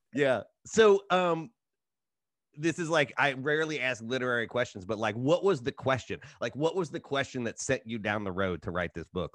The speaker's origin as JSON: {"language": "English", "region": "Appalachia", "country": "United States", "said": "I'm from Appalachia"}